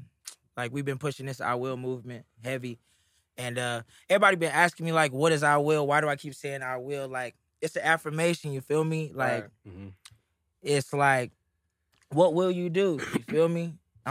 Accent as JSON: {"language": "English", "town": "Houston", "region": "Texas", "country": "United States"}